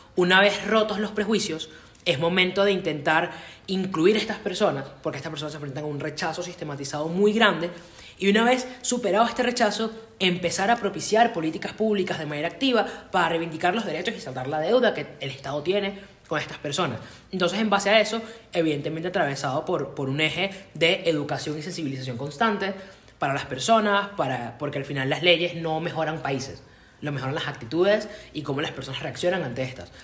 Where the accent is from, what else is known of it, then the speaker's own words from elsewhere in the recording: Caracas, Capital District, Venezuela; yo que vivo y nací en Caracas